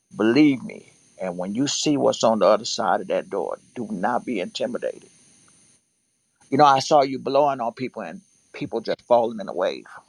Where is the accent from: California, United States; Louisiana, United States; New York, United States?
Louisiana, United States; I'm from Louisiana